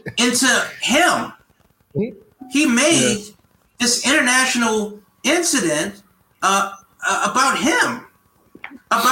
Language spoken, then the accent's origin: English; United States; as an American